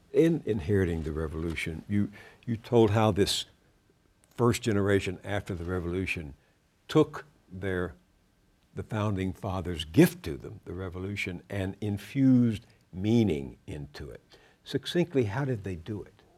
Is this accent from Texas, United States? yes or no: yes; Texas, United States; my home state of Texas